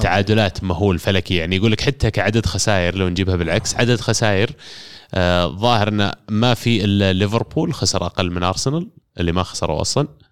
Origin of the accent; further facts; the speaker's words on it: Saudi Arabia; عندنا كسعوديين